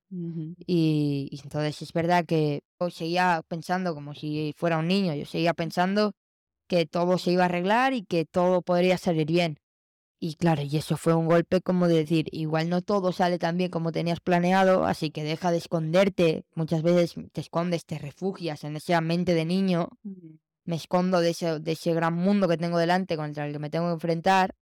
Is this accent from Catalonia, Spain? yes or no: yes; Barcelona, Catalonia, Spain; eh, soy de Barcelona